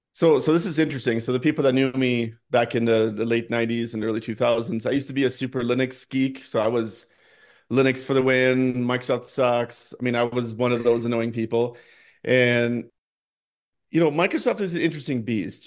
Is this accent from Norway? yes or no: yes; Norway; moved away as an adult; now in United States; I grew up in Norway, um, I first came to the United States for college